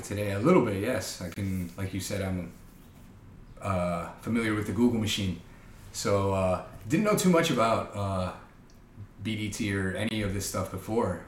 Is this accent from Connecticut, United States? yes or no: no; Chicago, Illinois, United States; I am a Chicagoan, born and bred, except for the four years that I was away for undergrad